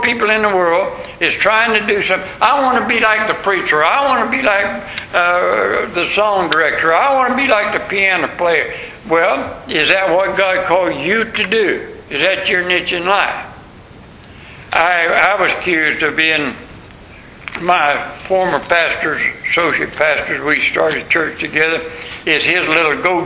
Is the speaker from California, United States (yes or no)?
no; Tampa, Florida, United States; I'm from Tampa, Florida